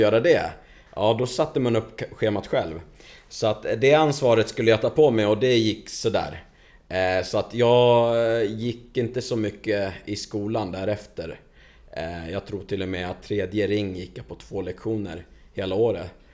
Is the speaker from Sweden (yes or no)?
yes; Stockholm, Stockholm County, Sweden; also born or lived in Lebanon / Hofors; now in Falun, Sweden; där jag växte upp, i Stockholm, i förorten.